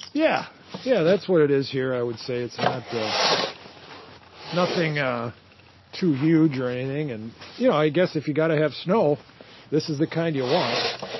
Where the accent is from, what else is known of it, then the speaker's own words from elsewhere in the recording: Duluth, Minnesota, United States; a lifelong Minnesota journalist from Duluth who's traveled the world and knows my home state